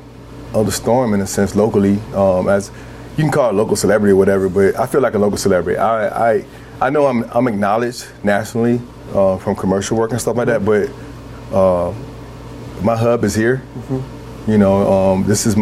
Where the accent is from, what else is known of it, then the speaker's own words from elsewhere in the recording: Atlanta, Georgia, United States; now in Portland, United States; Because I grew up down South, mm-hmm. I grew up in Atlanta